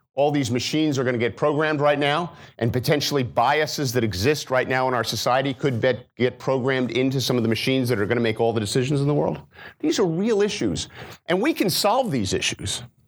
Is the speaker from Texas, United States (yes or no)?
no; New Jersey, United States; moved away as an adult; also born or lived in Maryland; I'm from New Jersey originally. I grew up in a blue-collar family.